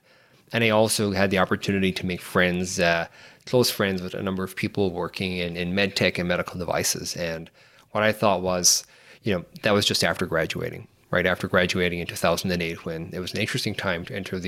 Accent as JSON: {"language": "English", "country": "Ireland", "moved": "as an adult", "lives_now": "San Francisco Bay Area, United States", "said": "I'm from Ireland, live here in the Bay Area, in San Francisco Bay Area right now"}